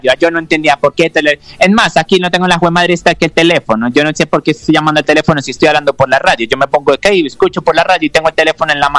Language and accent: Spanish; Pasto, Nariño, Colombia; yo soy de Pasto.